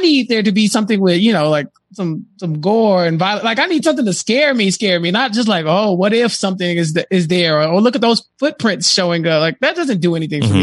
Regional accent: Texas, United States; I'm from Texas

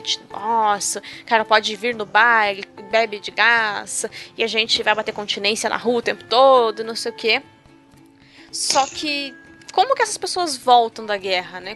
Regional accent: Brazil; O brasileiro acha que Sim. o latino é o outro, é o, o que fala espanhol, é o mexicano. E não, gente, a gente é latino hum, também.

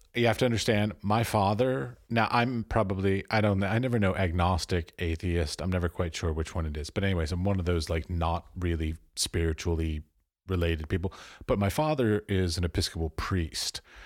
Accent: United States; moved away as an adult; also born or lived in Europe; I was born and raised in America

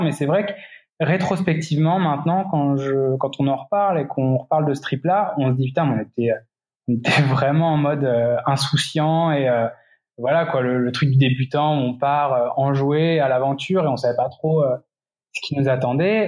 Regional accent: Centre-Val de Loire, France; also born or lived in Paris, France; now in Belo Horizonte, Brazil; je suis originaire de l'Indre-et-Loire

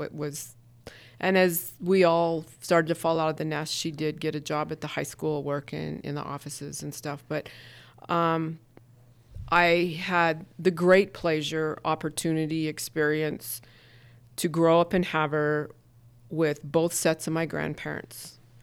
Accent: Havre, Montana, United States; moved away as an adult; also born or lived in New York City; my hometown, born and raised there

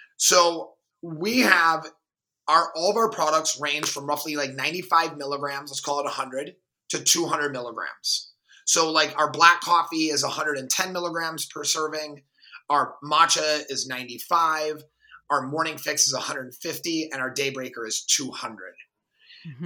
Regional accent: Milwaukee, Wisconsin, United States; I grew up in Milwaukee, a very diverse city.

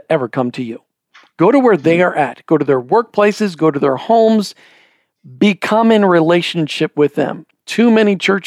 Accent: Minnesota, United States; I grew up in Minnesota, where we learned the saying, no good deed goes unpunished

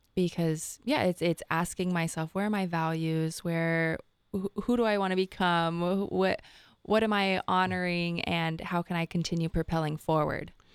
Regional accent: Rancho Cucamonga, California, United States; I'm from Rancho Cucamonga, California, and that actually means land of the many rocks

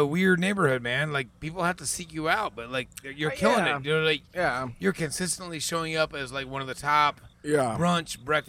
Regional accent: Indiana, United States; we're from Indiana.

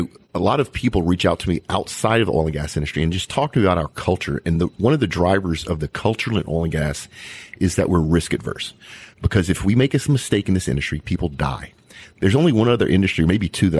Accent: Cajun, Louisiana, United States; I'm actually Cajun myself

